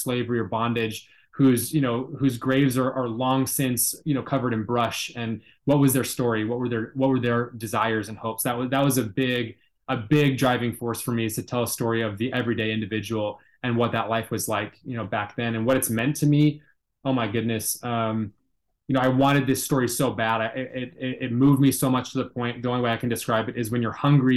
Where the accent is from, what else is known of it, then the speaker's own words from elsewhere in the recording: Seattle, Washington, United States; I'm from the Pacific Northwest up in Seattle, Washington